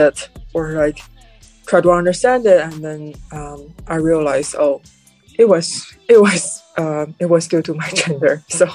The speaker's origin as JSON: {"language": "English", "country": "China", "tie": "born or raised there", "second_language": "English", "moved": "as an adult", "lives_now": "New York City, United States", "said": "my experience growing up in China for 18 years"}